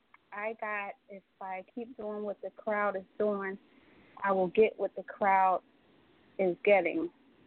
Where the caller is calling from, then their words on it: Atlantic City, New Jersey, United States; I'm calling from Atlantic City, New Jersey.